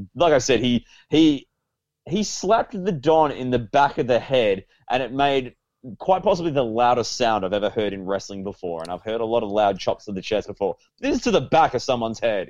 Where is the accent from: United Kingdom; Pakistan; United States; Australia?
Australia; as an Australian